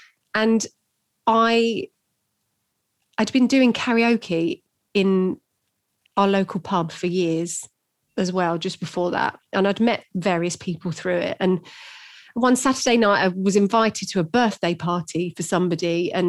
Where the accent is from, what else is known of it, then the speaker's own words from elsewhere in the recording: London, United Kingdom; I'm not from London, really. I'm the suburbs, so...